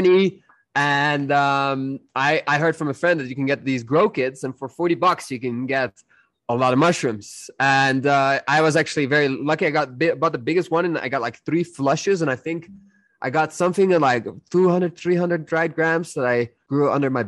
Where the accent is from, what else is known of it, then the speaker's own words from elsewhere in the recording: Netherlands; I'm from the Netherlands.